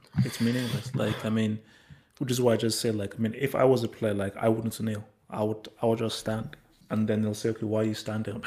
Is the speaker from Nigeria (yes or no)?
yes; Nigeria; Growing up in Nigeria